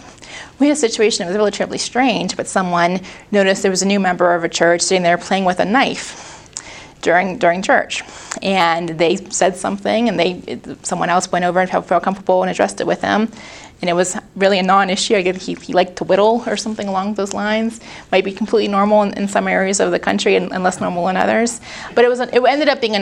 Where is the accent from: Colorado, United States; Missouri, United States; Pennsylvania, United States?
Pennsylvania, United States; Pittsburgh; I'm from Pittsburgh